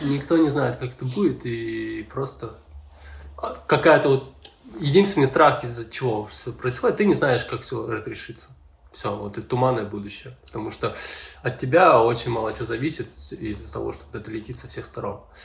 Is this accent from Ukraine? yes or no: yes; Ukraine; я тут э, в своей стране